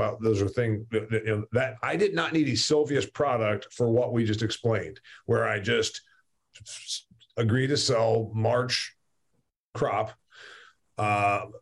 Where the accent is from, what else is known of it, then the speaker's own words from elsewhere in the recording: Northeast Indiana, United States; I'm from Northeast Indiana